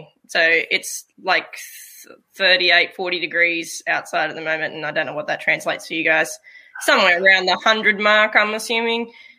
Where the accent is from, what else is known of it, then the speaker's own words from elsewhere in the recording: Australia; To prove that Australians can be just as patriotic as our American counterparts.